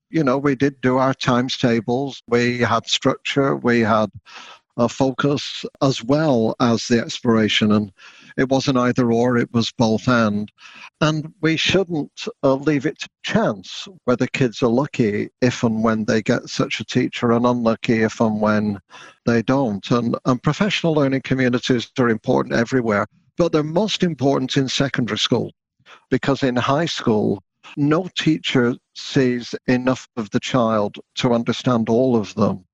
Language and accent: English; United Kingdom; now in Canada; the country of my upbringing, Brexit Britain